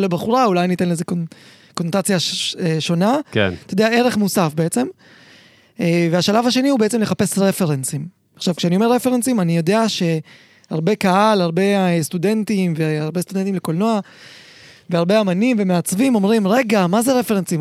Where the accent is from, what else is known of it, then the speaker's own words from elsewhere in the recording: Israel; also born or lived in Uzbekistan; זה היה, עוד לא היה בארץ, זה היה באוזבקיסטן, איפה שנולדתי